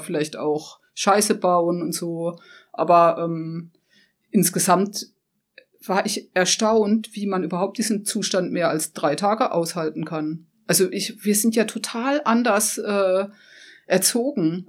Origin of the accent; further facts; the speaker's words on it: Black Forest, near Holzbachtal, Baden-Württemberg, Germany; dass es meine Heimat war. Also ich kannte jedes Eck dort. Also ich komme zwar von ungefähr zwölf Kilometern entfernt